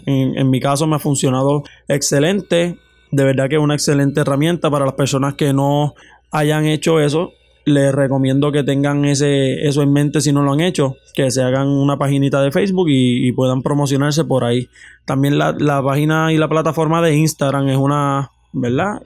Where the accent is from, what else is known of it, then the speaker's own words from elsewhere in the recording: Florida, Puerto Rico; yo soy del pueblo de Florida